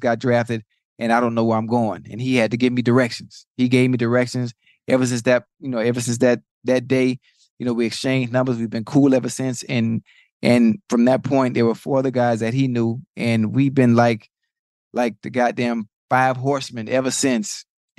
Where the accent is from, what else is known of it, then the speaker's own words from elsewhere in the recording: Miami, Florida, United States; I'm from Liberty City, from Dade County.